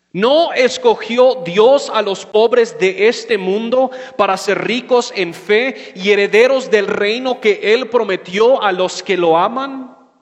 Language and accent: Spanish; United States; moved away; soy gringo